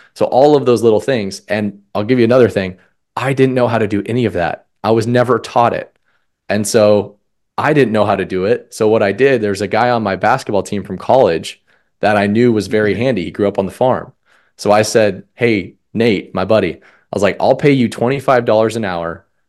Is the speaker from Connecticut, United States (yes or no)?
no; Colorado, United States; moved away as an adult; also born or lived in Omaha, Nebraska; I grew up in Colorado